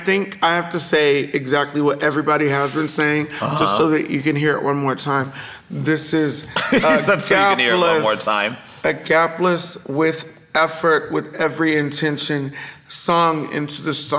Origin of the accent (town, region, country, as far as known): Texas, United States